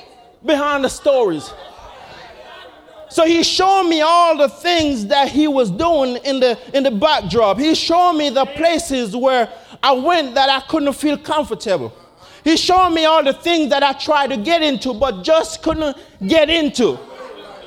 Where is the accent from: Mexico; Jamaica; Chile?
Jamaica; my earlier years growing up in Jamaica.